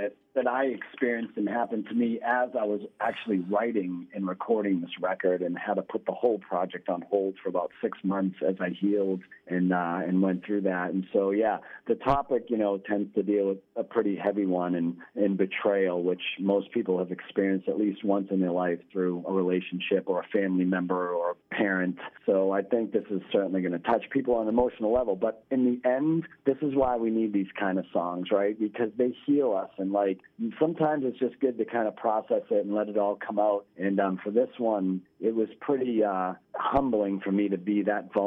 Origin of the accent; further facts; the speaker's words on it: Lawrence, Massachusetts, United States; my actual house that I grew up in Lawrence